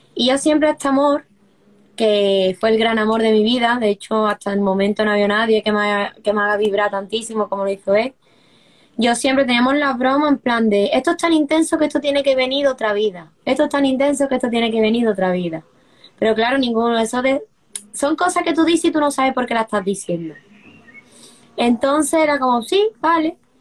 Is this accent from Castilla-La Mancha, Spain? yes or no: no; Seville, Andalusia, Spain; moved away as an adult; also born or lived in Brussels; yo soy de Sevilla, del sur de España, y me mudé hace unos años a, a Bruselas